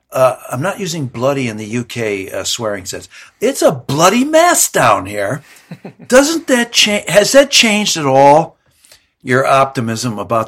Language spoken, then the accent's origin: English; Canada; now in United States; I spent a good deal of my childhood growing up in Canada.